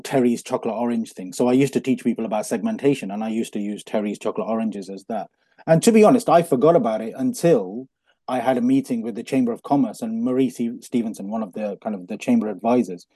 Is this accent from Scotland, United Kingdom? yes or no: no; Coventry, West Midlands, United Kingdom; born in Coventry, born and bred in Coventry